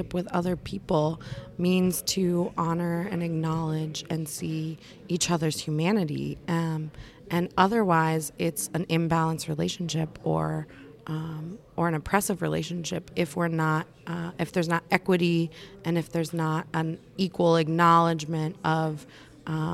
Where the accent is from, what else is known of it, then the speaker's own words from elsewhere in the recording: Youngstown, Ohio, United States; I grew up in the Rust Belt in Youngstown, Ohio.